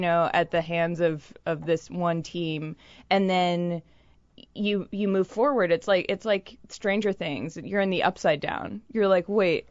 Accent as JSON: {"language": "English", "town": "Boston", "region": "Massachusetts", "country": "United States", "said": "I'm from Boston"}